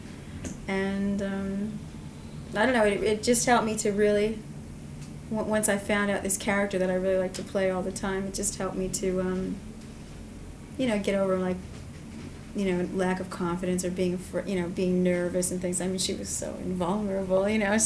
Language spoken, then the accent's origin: English; Long Island, New York, United States; also born or lived in Manhattan; I grew up on Long Island and came from a very small town